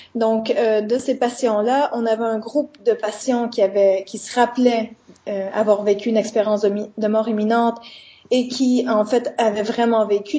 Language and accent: French; Quebec, Canada; moved away as an adult; now in Liège, Belgium; je suis canadienne, hein, donc je suis québécoise, et je suis venue à Liège il y a trois ans